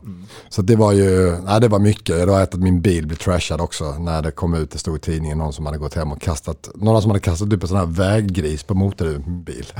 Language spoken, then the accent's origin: Swedish; Löddeköpinge, Skåne, Sweden; also born or lived in Stockholm, Sweden / Lund, Sweden; i Löddeköpingen där vi växte upp